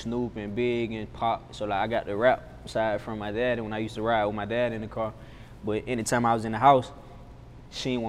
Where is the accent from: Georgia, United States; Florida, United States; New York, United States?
Georgia, United States; Atlanta; So most people probably know Boulder Crest, but I'm from Flat Shoals. It's really same old shit, really growing up